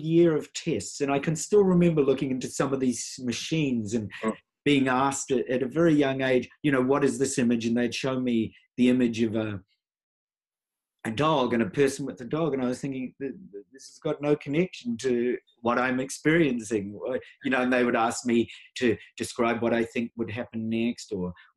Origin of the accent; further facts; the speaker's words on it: New Zealand; I was born in New Zealand. I'm a Maori Hawaiian by birth